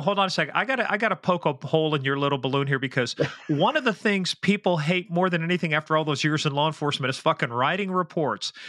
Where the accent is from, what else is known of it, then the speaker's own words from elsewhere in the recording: Midwest, United States; I'm from the Midwest